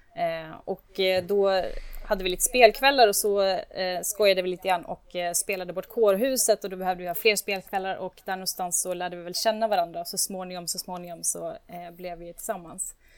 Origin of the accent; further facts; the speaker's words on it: Borlänge, Dalarna County, Sweden; now in Uppsala, Sweden; jag växte upp i Bålänge